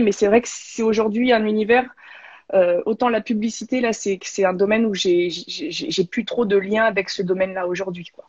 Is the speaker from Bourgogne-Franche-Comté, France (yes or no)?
yes; Beaune, Bourgogne-Franche-Comté, France; moved away as an adult; also born or lived in Besançon / Paris; now in Montpellier, France; je suis de Bourgogne, de Beaune.